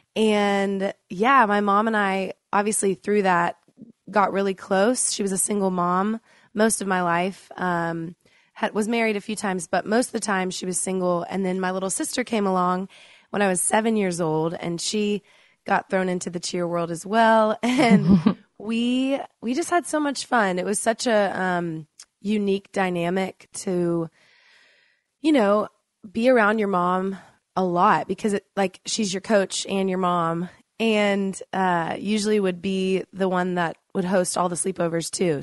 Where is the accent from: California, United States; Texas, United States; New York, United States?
Texas, United States; Dallas; moved away as an adult; I grew up in Dallas, Texas with a cheer coach mom